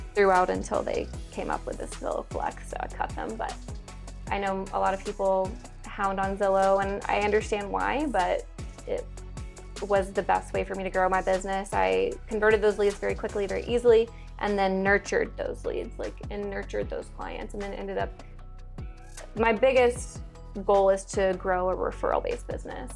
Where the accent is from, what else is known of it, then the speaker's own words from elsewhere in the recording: Alabama, United States; moved away as an adult; also born or lived in Nashville, Tennessee; I grew up in Alabama